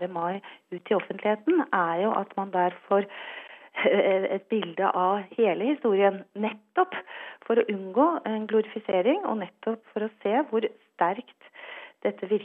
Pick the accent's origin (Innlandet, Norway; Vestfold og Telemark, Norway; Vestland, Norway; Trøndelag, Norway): Trøndelag, Norway; Jeg er jo trønder, så syns jeg det er en toppkar